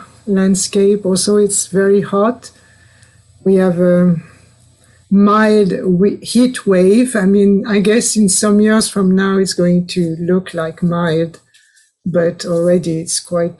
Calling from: France; English is a second language; So I'm speaking from France, and also it's quite idyllic.

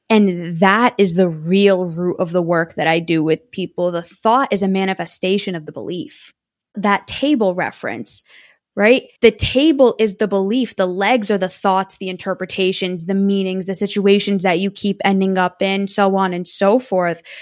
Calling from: Massachusetts, United States; I am near the Boston area. So I am about 35 minutes outside of Boston.

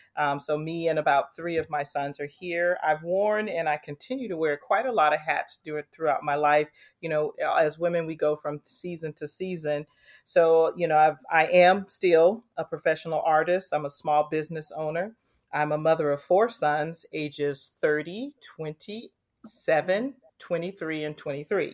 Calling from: Anaheim, California, United States; I'm calling in from Anaheim, California. I currently live in Anaheim, um, haven't been here too long.

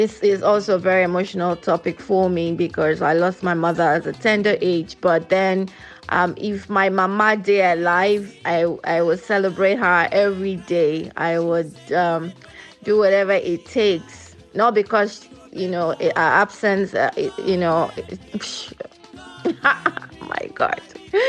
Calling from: Houston, Texas, United States; I'm calling from Houston, Texas.

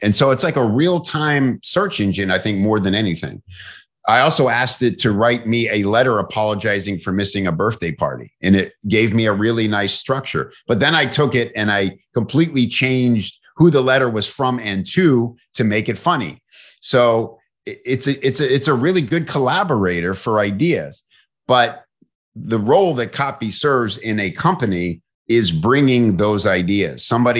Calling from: St. Petersburg, Florida, United States; I'm in St. Petersburg, Florida.

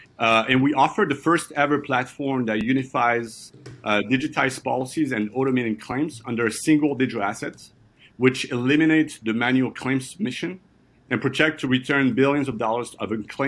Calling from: Brooklyn, New York, United States; I'm calling you from Brooklyn in New York.

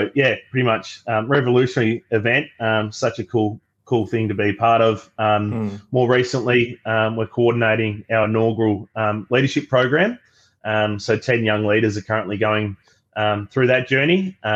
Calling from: Melbourne, Victoria, Australia; I use the pronouns he, him, and I'm calling today from Melbourne on Wurundjeri land of the Kulin Nations.

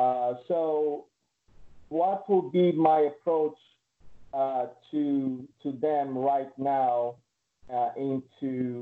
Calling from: Connecticut, United States; I'm here from Connecticut.

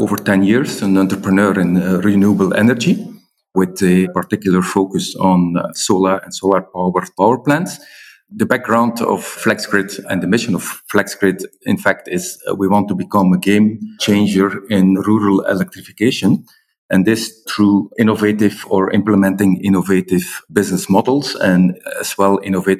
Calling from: Brussels, Brussels-Capital Region, Belgium; I'm calling in from Brussels

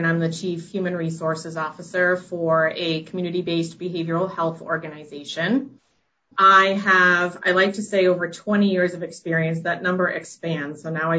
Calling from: Westborough, Massachusetts, United States; I am calling in from my home office in Westboro, Massachusetts.

